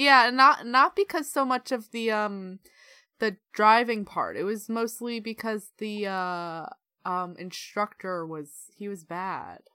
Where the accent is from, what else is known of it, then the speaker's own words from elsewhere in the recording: United States; moved away; I'm from America